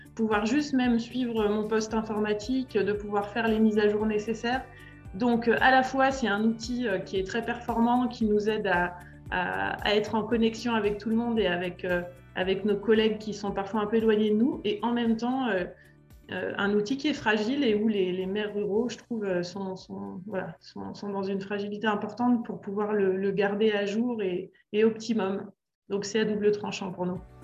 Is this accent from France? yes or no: yes; Annemasse, Auvergne-Rhône-Alpes, France; moved away as an adult; also born or lived in Lyon / Paris; now in Châtel-en-Trièves, France; Je suis originaire d'Annemasse, en Haute-Savoie